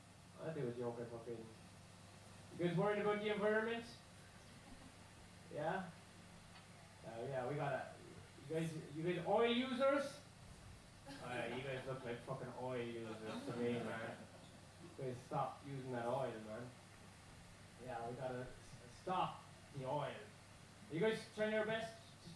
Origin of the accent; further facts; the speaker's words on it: Ireland; As growing up in Ireland, there was two classes, you know?